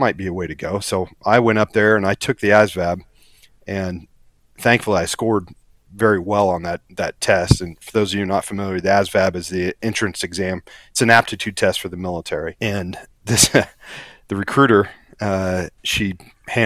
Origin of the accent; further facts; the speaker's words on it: Kansas, United States; moved away as an adult; also born or lived in Eureka, Kansas / San Diego, California; now in South Florida, United States; growing up in Kansas